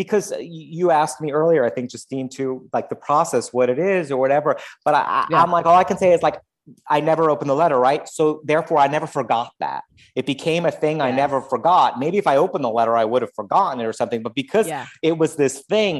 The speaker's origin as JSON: {"language": "English", "town": "New York City", "region": "New York", "country": "United States", "moved": "as an adult", "lives_now": "Los Angeles, United States", "said": "being a New Yorker"}